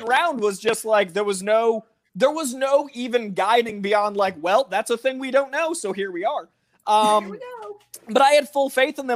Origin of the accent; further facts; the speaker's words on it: Boston, Massachusetts, United States; I'm a Boston sports fan because I'm from Boston.